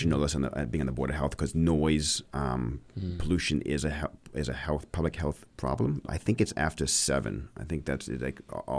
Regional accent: Maine, United States; now in Bedford, United States; I grew up in Maine

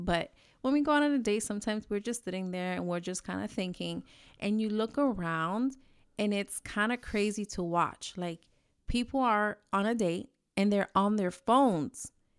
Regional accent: New York, United States; I'm from New York. You know how it is. We talk with our hands.

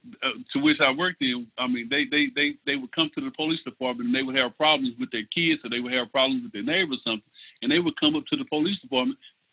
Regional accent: Lindale, Texas, United States; born or raised there

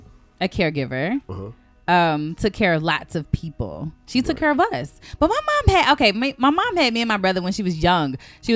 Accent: the South, United States; First of all, okay, so I'm from the South. So we would have pinto beans and cornbread.

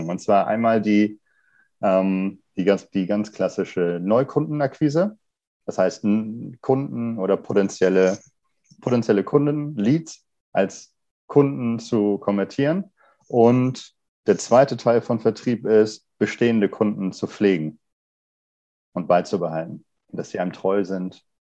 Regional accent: Kiel, Schleswig-Holstein, Germany; Ich komme auch ursprünglich ein, äh, aus Kiel, und bin hier zur Schule gegangen, habe hier Mechatronik studiert

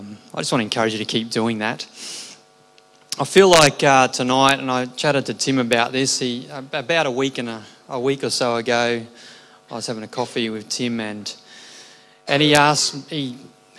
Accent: Redcliffe, Queensland, Australia; I grew up in Clontarf Baptist Church when it was a little fibro hall as a child

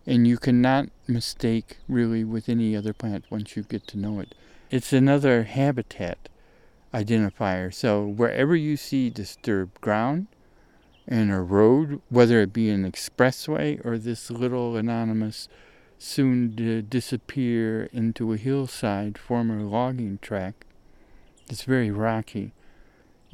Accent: northern Ohio, United States; moved away; where I grew up at in Ohio, in the north of Ohio

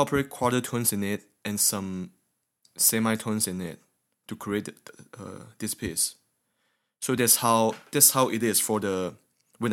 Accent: Malaysia; now in United States; I'm from Malaysia

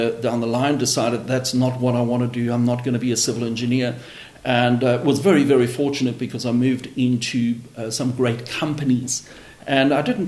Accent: South Africa; As a South African, as soon as you leave school, you have the option to go to 2 years military

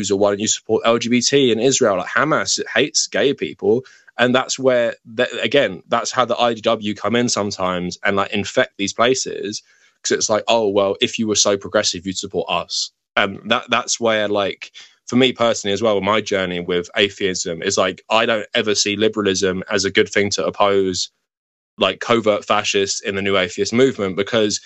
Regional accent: London, United Kingdom; where I grew up in London

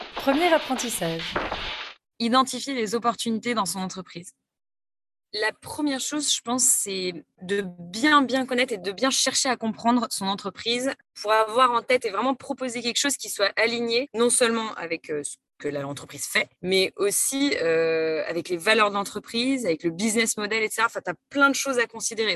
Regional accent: Lyon, Auvergne-Rhône-Alpes, France; moved away as an adult; now in Paris, France; j'ai 26 ans, je viens de Lyon. Ça fait à peu près 6 ans que j'habite à Paris maintenant.

